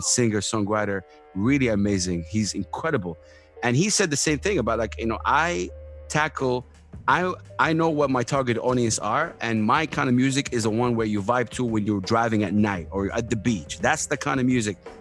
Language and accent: English; Saudi Arabia; I come from Saudi Arabia, one of the most conservative countries in the world